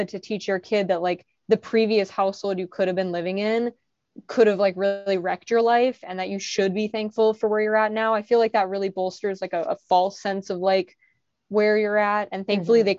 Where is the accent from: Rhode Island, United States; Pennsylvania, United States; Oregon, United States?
Oregon, United States; Portland; growing up in Portland at the time